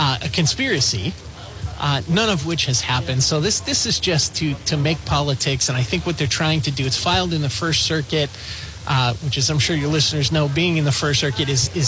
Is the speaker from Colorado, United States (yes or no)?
no; Lynn, Massachusetts, United States; I grew up in Lynn, Massachusetts, about 45 minutes away from Providence